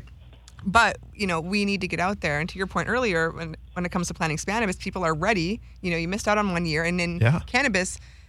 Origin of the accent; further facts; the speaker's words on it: Wisconsin, United States; moved away; also born or lived in Minneapolis–Saint Paul, Minnesota / Oakland, California; I'm from Wisconsin originally, lived in the Twin Cities for 13 years, been going back and forth from Oakland for a few years now.